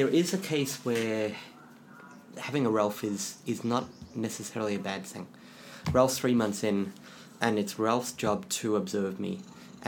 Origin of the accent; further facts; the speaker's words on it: England, United Kingdom; I'm from England